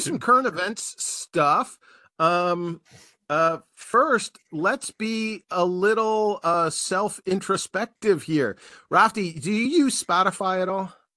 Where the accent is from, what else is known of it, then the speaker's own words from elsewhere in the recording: United States; as an American taxpayer